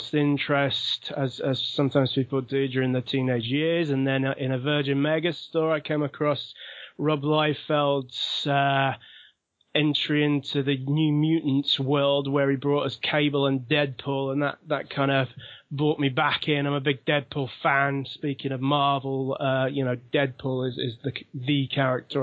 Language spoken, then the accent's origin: English; London, United Kingdom; accent: London; now in Sheffield, United Kingdom; Well, I'm from London originally, so my accent is still quite London